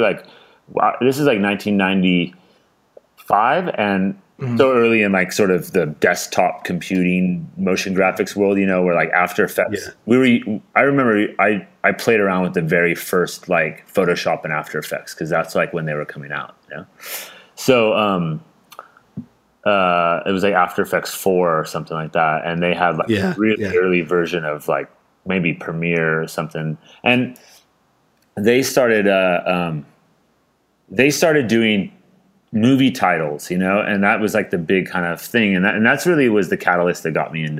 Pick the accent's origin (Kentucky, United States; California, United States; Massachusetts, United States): California, United States; Carmel; also born or lived in San Francisco, United States; I grew up in Northern California. I was born in it's called Monterey Peninsula, and I was born in Carmel, and then grew up in that area